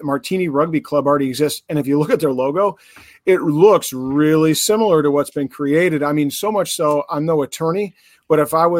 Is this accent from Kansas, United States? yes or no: no; Chicago, Illinois, United States; you guys know I'm from Chicago, right?